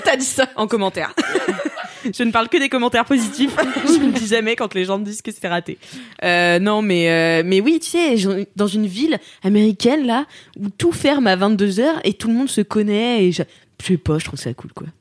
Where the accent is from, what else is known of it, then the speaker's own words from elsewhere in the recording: Nantes, Pays de la Loire, France; ma mère est née de Quimper, donc je suis à 50% Bretagne et à 50% Vendéenne, donc je, j'ai, je suis née à Nantes